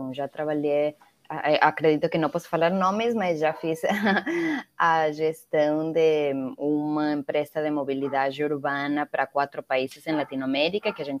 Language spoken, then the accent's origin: Portuguese; Venezuela; Portuguese is a second language; moved away as an adult; also born or lived in Mexico / United States; now in Brazil; nasci na Venezuela, eh, morei em alguns outros países, morei no México sete anos, nos Estados Unidos um, agora no Brasil já vou fazer oito anos aqui.